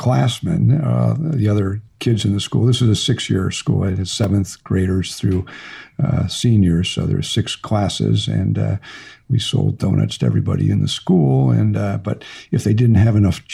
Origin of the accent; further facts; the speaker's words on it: St. Louis, Missouri, United States; moved away as an adult; now in Little Rock, United States; I grew up in St. Louis